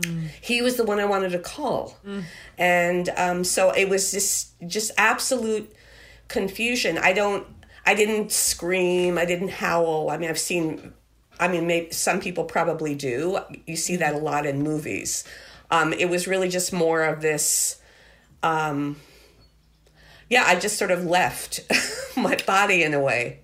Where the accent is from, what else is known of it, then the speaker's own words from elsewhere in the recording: Merrick, New York, United States; I grew up in Merrick